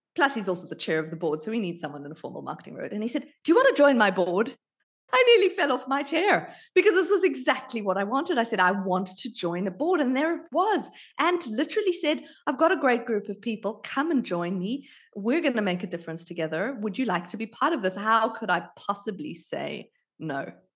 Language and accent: English; South Africa; also born or lived in United Kingdom; now in Australia; I was born in South Africa. I lived in the U K for thirteen years